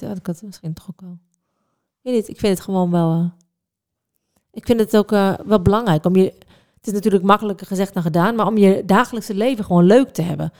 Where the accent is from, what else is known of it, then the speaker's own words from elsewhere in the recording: Netherlands; ik ben echt een Hollander